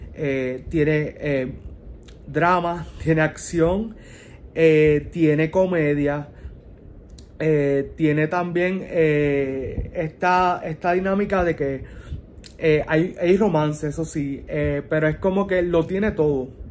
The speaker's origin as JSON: {"language": "Spanish", "country": "Puerto Rico", "said": "somos boricuas. Los boricuas tendemos a ser así"}